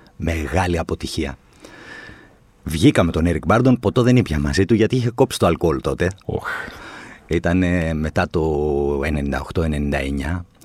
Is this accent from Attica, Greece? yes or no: yes; Athens, Attica, Greece; also born or lived in Chalandri / Kypseli / Pangrati; παρότι γεννήθηκα στο Χαλάνδρι, εγώ μεγάλωσα στα Εξάρχεια